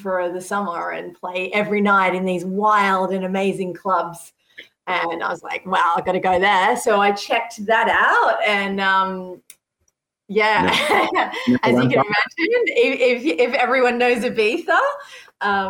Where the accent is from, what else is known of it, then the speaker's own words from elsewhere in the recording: Sydney, New South Wales, Australia; moved away as an adult; now in Europe; I grew up in Sydney